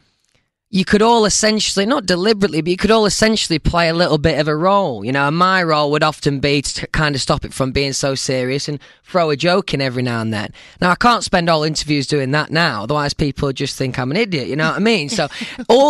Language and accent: English; Doncaster, Yorkshire and the Humber, United Kingdom; Doncaster, where I'm from